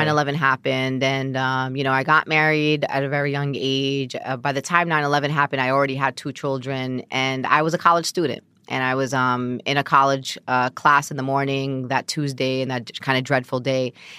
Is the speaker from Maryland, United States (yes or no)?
no; Brooklyn, New York, United States; Born and raised, bred, live Brooklyn.